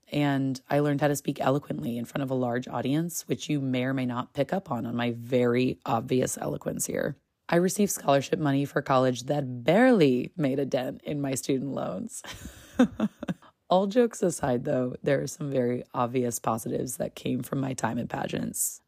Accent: United States; as a woman just growing up in America

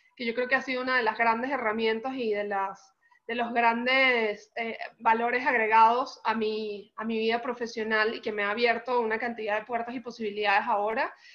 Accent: Caracas, Capital District, Venezuela; now in Mexico; soy venezolana, caraqueña, eh, muy, orgullosa de, ser caraqueña

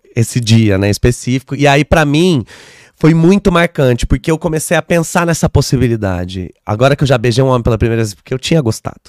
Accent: Caçapava, São Paulo, Brazil; now in São Paulo, Brazil; Caçapava, que é onde eu cresci, é uma cidade que fica a uma hora e meia, duas horas daqui.

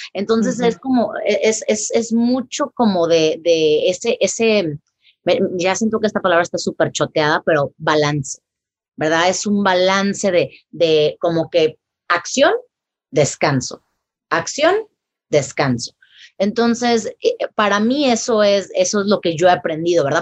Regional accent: Tampico, Tamaulipas, Mexico; yo soy eh, de Tampico, Tamaulipas, ¿verdad? En México.

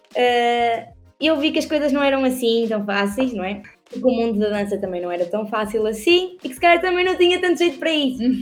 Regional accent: Perafita, Norte, Portugal; accent: northern; also born or lived in Custóias; eu sou do Porto, daqui, mais, mais precisamente de Purafita, num bairro humilde, nascida e criada

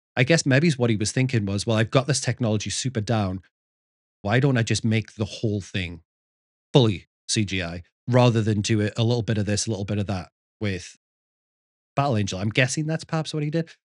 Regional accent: the north of England, United Kingdom; moved away; growing up in Northern England

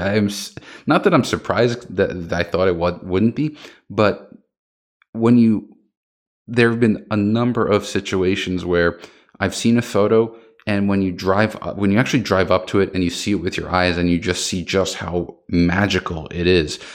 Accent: United States; I'm American

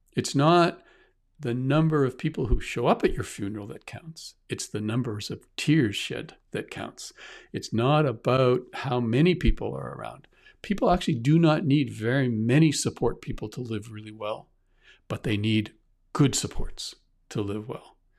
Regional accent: Canada; also born or lived in Halifax, Nova Scotia; I'm from Canada

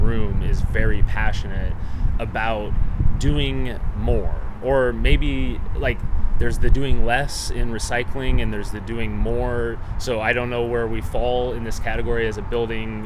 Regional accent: Omaha, Nebraska, United States; I'm from Omaha, Nebraska

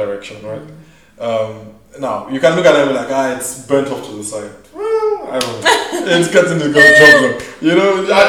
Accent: Nigeria; also born or lived in South Africa; now in United States; so I grew up in Nigeria, right?

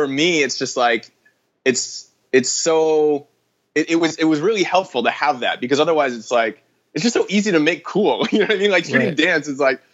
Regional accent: Vancouver, British Columbia, Canada; moved away as an adult; now in Los Angeles, United States; I'm from Vancouver, Canada, originally.

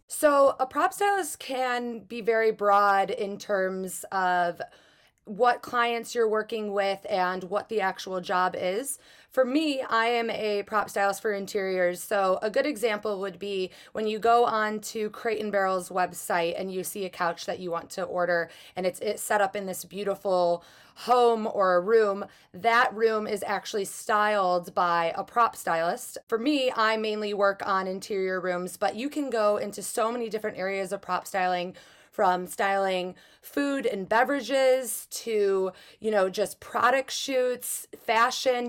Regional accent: Chicago, Illinois, United States; also born or lived in Los Angeles / Michigan; I'm originally from Chicago, but I work a lot in Los Angeles.

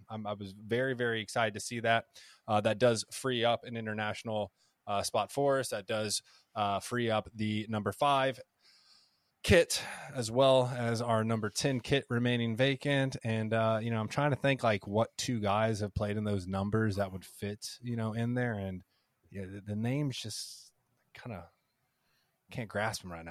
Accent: United States; I'm, I'm American, you know, I, I love America.

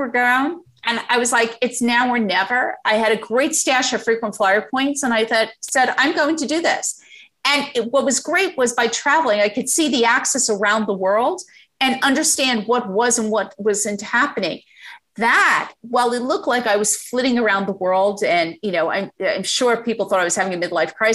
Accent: United States

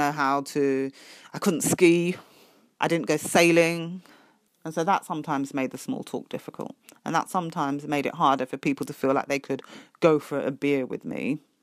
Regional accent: United Kingdom; I was being very British

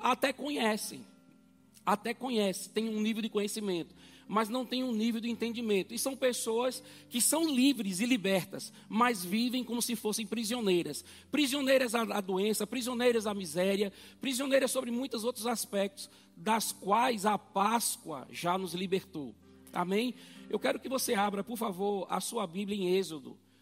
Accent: Brazil; eu naturalmente sou brasileiro

